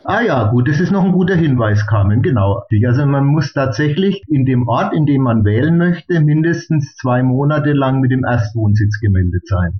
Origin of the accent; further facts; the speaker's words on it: Bamberg, Bavaria, Germany; ich komme ja aus Bamberg